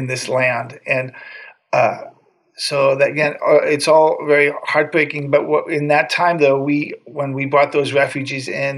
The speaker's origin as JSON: {"language": "English", "country": "United States", "moved": "as an adult", "lives_now": "Armenia", "said": "as an American living here, I'm an Armenian citizen as well"}